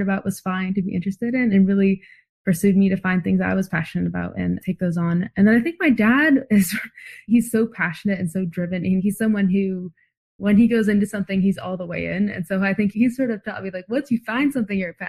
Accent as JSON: {"language": "English", "town": "San Diego", "region": "California", "country": "United States", "tie": "born or raised there", "moved": "yes", "lives_now": "Boston, United States", "said": "I'm currently in Boston where it's very cold, but I grew up in San Diego"}